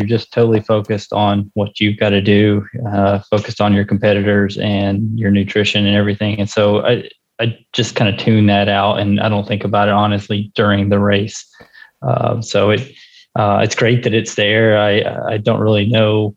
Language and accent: English; Alabama, United States; now in Cincinnati, United States; I grew up in Alabama, and I've lived in Cincinnati for 10 years now